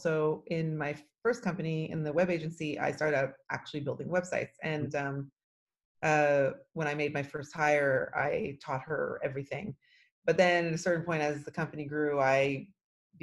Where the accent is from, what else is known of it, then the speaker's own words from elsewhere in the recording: Toronto, Ontario, Canada; now in Israel; I'm actually originally from Toronto, Canada, and I moved to Israel about 26 years ago